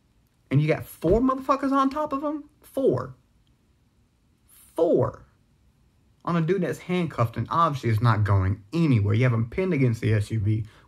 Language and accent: English; the South, United States; Like, I was raised in the South. I see it all over me.